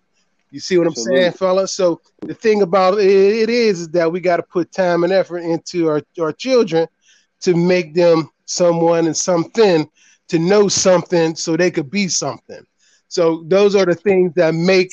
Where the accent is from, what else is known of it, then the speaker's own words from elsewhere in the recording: Pittsburgh, Pennsylvania, United States; born and raised in the projects up there in PGH, Pittsburgh, PA